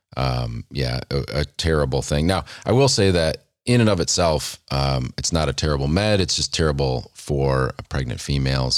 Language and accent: English; United States; as an American